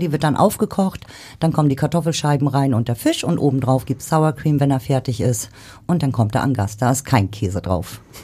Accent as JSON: {"language": "German", "town": "Rostock", "region": "Mecklenburg-Vorpommern", "country": "Germany", "moved": "yes", "lives_now": "Hamburg, Germany", "said": "aus Ostdeutschland damals, so wo ich herkomme. Ich komme aus Rostock."}